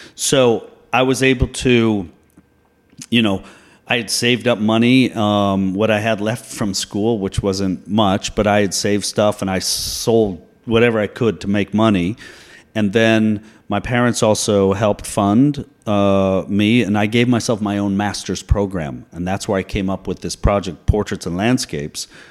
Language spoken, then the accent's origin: English; Boulder, Colorado, United States; moved away as an adult; also born or lived in Hanoi, Vietnam / Saigon, Vietnam; I grew up in Colorado